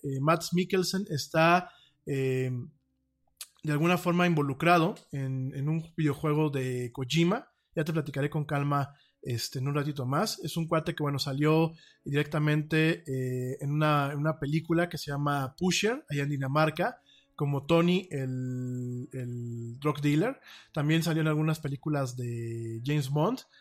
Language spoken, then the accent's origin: Spanish; Mexico; como mexicano